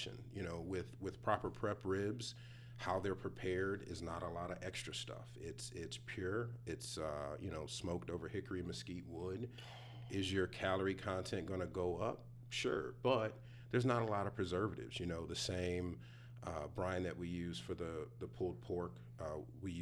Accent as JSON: {"language": "English", "town": "Cleveland", "region": "Ohio", "country": "United States", "moved": "yes", "lives_now": "Texas, United States", "said": "I'm originally from Cleveland, so I'm a city boy"}